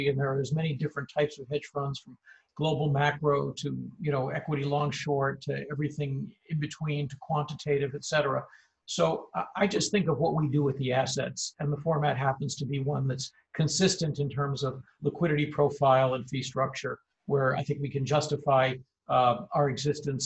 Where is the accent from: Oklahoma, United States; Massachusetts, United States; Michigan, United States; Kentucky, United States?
Massachusetts, United States; Wayland; also born or lived in Natick, Massachusetts; so I grew up outside of Boston